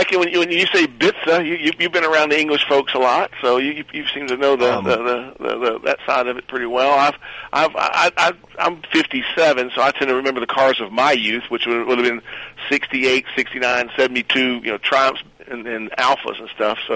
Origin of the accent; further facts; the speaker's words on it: Mountain Brook, Alabama, United States; I grew up in Mount Brook, and it's uh, you know, just a few miles.